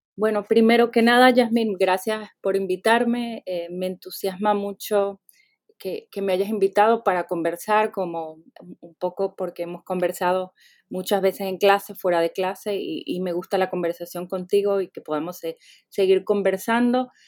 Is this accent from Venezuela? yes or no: yes; Venezuela; now in United States; nací en Venezuela, puedo, podría añadir también, pero tengo muchos años viviendo en Estados Unidos